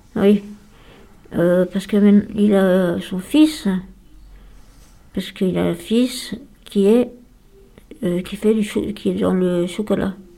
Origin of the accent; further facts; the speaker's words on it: Lyon, Auvergne-Rhône-Alpes, France; also born or lived in Mornant; Je suis née à Lyon. Et j'ai vécu pendant des années à Mornan